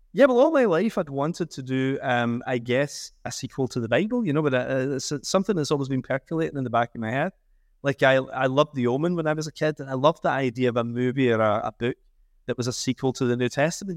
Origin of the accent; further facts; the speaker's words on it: Scotland, United Kingdom; I'm a Scottish Catholic